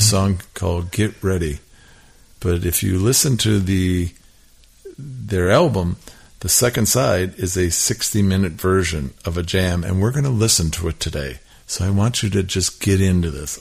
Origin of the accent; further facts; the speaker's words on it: Milwaukee, Wisconsin, United States; the house that I grew up in in Milwaukee